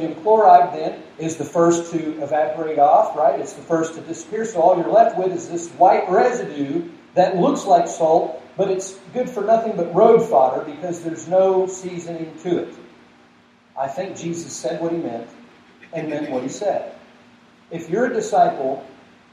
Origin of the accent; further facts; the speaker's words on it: Georgia, United States; now in Broomfield, United States; I grew up in Georgia